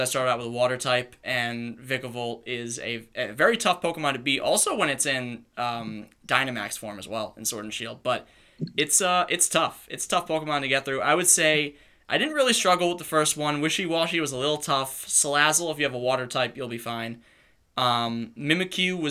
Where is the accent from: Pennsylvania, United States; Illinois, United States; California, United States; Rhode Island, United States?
Rhode Island, United States; we're from Rhode Island